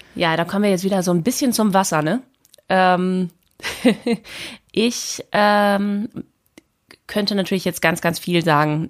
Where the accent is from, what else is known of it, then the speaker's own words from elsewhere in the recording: Aurich, Lower Saxony, Germany; also born or lived in Spetzerfehn / Oldenburg; now in Berlin, Germany; geboren im Auricher Kreiskrankenhaus